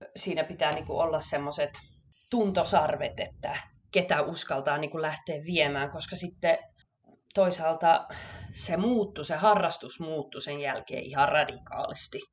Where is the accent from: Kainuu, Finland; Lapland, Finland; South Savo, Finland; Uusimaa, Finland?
South Savo, Finland; Savonlinna; also born or lived in Kuopio, Finland / Stockholm, Sweden; now in Gothenburg, Sweden; olen lähtöisin Savonlinnasta